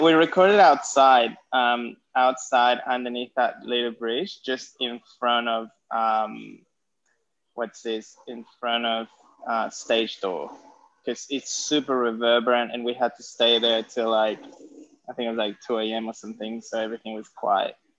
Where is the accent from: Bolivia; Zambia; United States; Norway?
Bolivia; now in Sydney, Australia; I'm Bolivian as well, Quechua.